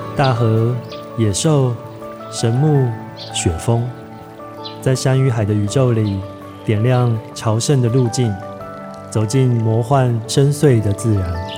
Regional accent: Taiwan; 我们从小在台湾社会长大

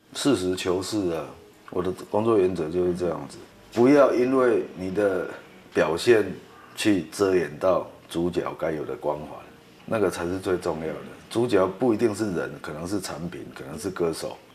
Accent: Taiwan; 其实他可以做出我们台湾人六十个钟头做出的事情

